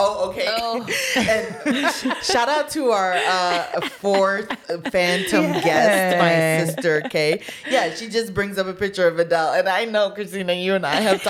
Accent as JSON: {"language": "English", "country": "Jamaica", "said": "That's where I was raised. Like, this is how I talk. This is, like, the culture I'm, like, immersed in. I'm Jamaican."}